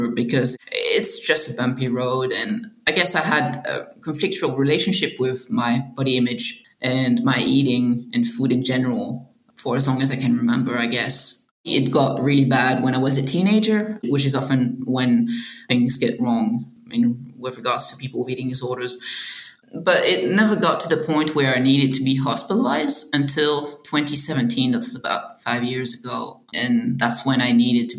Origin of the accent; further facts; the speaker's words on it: Belgium; moved away as an adult; also born or lived in Australia; now in Sydney, Australia; I'm originally from Belgium